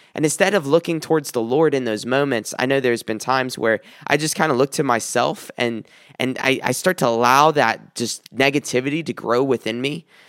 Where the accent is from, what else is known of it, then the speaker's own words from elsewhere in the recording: South Carolina, United States; moved away; I came from South Carolina and I was born and raised there